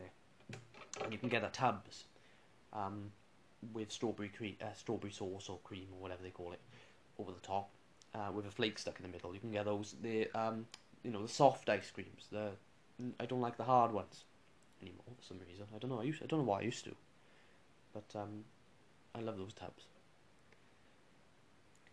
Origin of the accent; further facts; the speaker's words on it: Welsh, Wales, United Kingdom; I'm Welsh, with Chopsy.